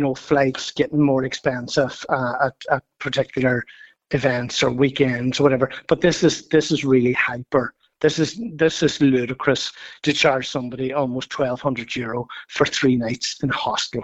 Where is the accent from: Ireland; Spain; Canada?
Ireland; County Donegal, Ulster; moved away; I'm originally from County Donegal